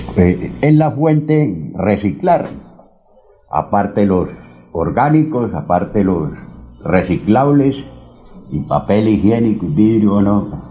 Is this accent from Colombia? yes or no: yes; Barrancabermeja, Santander, Colombia; moved away as an adult; also born or lived in Charalá; now in Bucaramanga, Colombia; Yo soy un ciudadano charaleño, criado en Barranca, viví 30 años allá, 15 ahora nos regresamos a mi pueblo y 10 llevo aquí en Bucaramanga